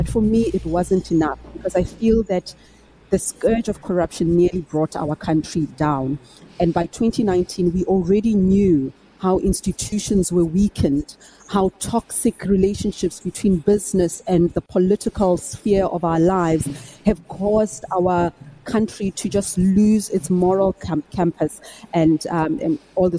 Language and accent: English; South Africa; That was the pivotal moment for me as a South African.